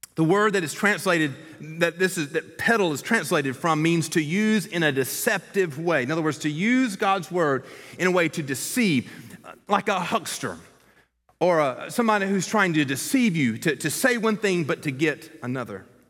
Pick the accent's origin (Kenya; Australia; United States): United States; Columbus, Georgia; moved away; My hometown is Columbus, Georgia